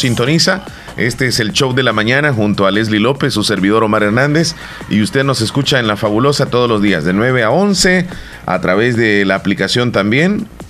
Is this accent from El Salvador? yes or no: yes; El Salvador; como buenos salvadoreños